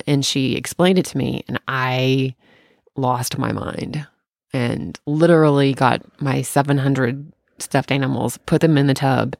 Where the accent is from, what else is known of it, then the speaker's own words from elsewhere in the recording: Tennessee, United States; When I grew up in Tennessee, we didn't have basements because of the water level